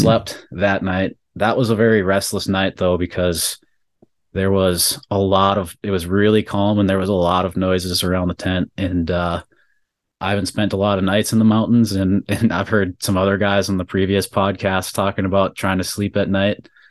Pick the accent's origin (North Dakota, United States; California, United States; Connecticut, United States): North Dakota, United States; Bismarck; we're from Bismarck, North Dakota